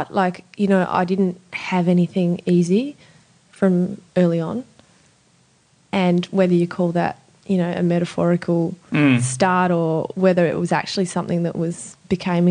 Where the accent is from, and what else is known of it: Sydney, New South Wales, Australia; born or raised there; also born or lived in Southern Highlands / Europe / Adelaide